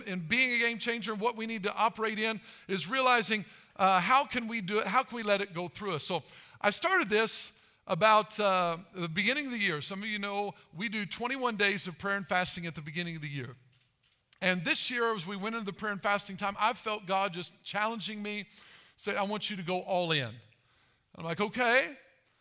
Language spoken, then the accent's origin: English; Albion, Illinois, United States; I'm from Albion, so it's not very far from Mount Carmel